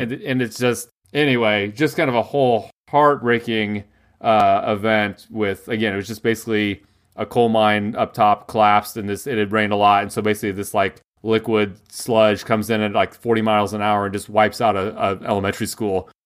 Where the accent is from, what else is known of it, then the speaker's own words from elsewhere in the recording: United States; as an American